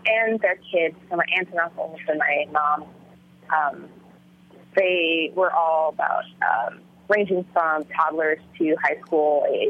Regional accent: Illinois, United States; first language Vietnamese; English is a second language; we all lived like in a, sort of in orbit around their house in Illinois. And so my grandmother pretty much raised me from when I was a infant to elementary school. And yeah, my first language was Vietnamese

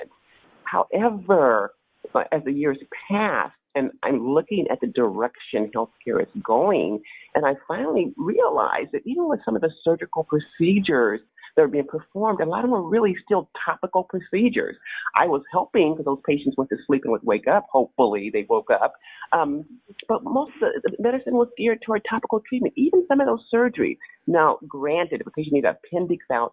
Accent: San Francisco Bay Area, California, United States; I grew up in the San Francisco Bay Area

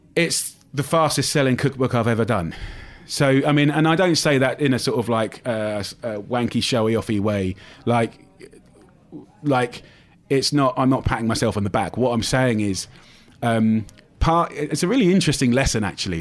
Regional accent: United Kingdom; me being British

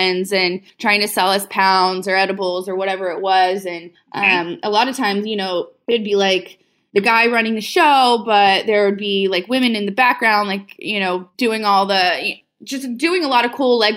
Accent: Houston, Texas, United States; moved away as an adult; now in Oregon, United States; originally I'm from Houston and I moved to Oregon in 2015 with my boyfriend at the time.

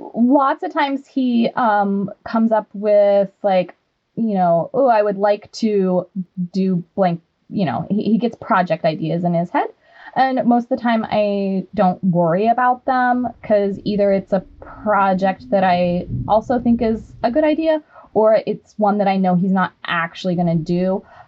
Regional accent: Wyoming, United States; I'm from Wyoming and grew up on seven acres.

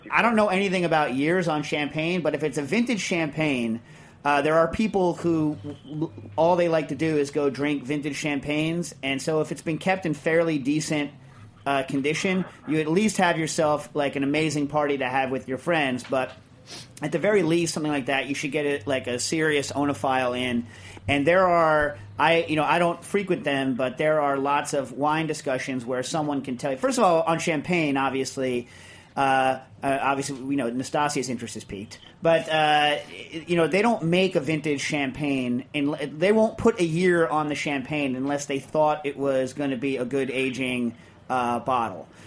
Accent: United States; I'm an American

